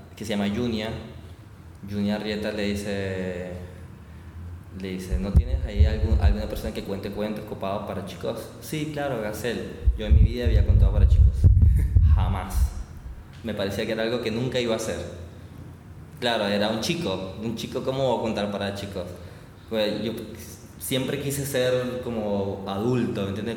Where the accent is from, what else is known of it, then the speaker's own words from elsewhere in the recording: Barranquilla, Atlántico, Colombia; moved away as an adult; now in Buenos Aires, Argentina; soy de Barranquilla, pero actualmente vivo en Buenos Aires ahí con mi familia